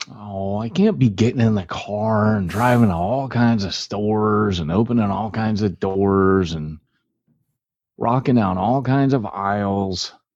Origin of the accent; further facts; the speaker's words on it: California, United States; I'm from California.